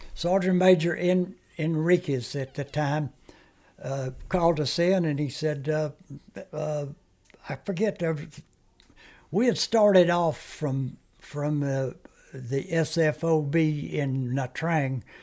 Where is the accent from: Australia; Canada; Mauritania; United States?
United States; first language Comanche; English is a second language; moved away; also born or lived in Germany; lived on a reservation.